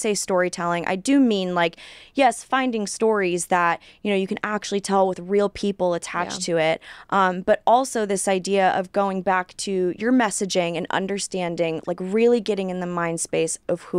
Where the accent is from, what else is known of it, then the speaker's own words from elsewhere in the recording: California, United States; Because, again, I was born and raised in California. I was in the California dating pool.